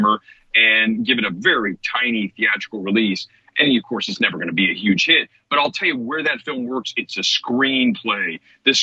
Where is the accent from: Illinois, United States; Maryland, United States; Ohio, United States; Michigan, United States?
Ohio, United States; Columbus; now in Los Angeles, United States; Columbus, Ohio, my hometown. I was part of the art scene there